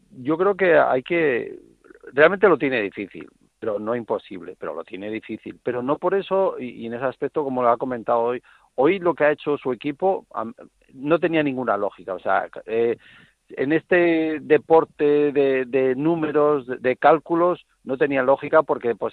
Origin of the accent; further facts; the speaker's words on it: Spain; como español